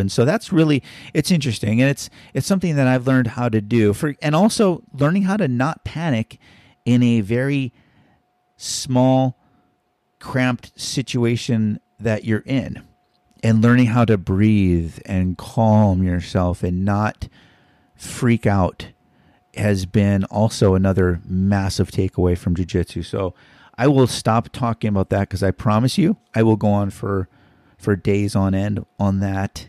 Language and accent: English; Hawaii, United States; we're from Hawaii.